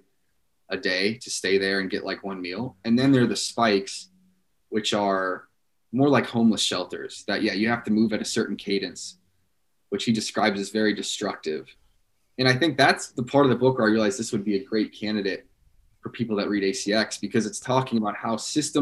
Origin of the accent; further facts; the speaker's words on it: United States; as an American